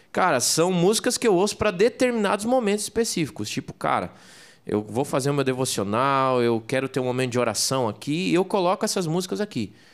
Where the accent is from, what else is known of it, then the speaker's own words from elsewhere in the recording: Santa Catarina, Brazil; Eu sou de Santa Catarina.